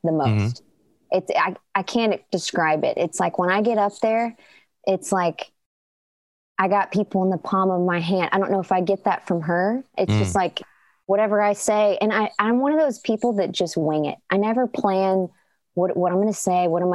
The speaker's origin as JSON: {"language": "English", "region": "East Tennessee", "country": "United States", "said": "I'm right smack dab where …'s from"}